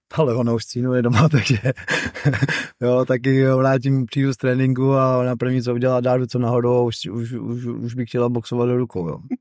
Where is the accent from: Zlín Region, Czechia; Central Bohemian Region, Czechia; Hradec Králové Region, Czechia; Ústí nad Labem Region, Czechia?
Ústí nad Labem Region, Czechia; Ústí nad Labem; now in Brno, Czechia; v mém rodném městě